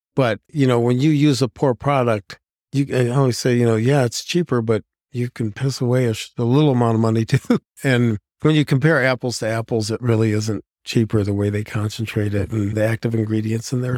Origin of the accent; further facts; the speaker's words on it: Ohio, United States; moved away as an adult; now in Plymouth, Wisconsin, United States; I'm originally from Ohio, played football in high school from all boy Catholic school